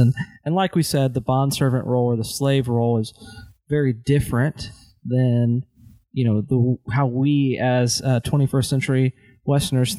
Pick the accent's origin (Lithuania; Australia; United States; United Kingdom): United States